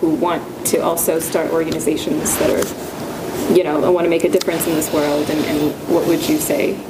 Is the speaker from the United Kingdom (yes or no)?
no; Pakistan; as a Pakistani